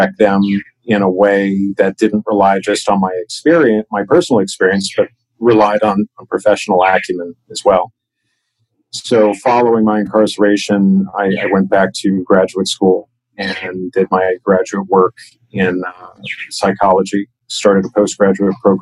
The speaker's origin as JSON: {"language": "English", "country": "United States", "tie": "born or raised there", "also_born_or_lived": "Chicago, Illinois / Washington, D.C. area", "said": "I grew up in Chicago and outside of Washington, D.C., where family is located"}